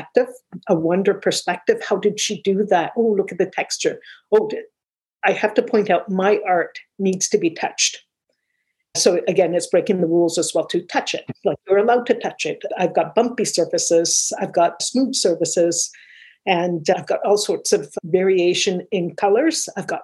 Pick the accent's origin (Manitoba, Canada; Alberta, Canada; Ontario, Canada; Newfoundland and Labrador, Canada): Ontario, Canada; Mississauga; also born or lived in Manchester, England; now in Toronto, Canada; Mississauga is my hometown. I was 8 years old when we got there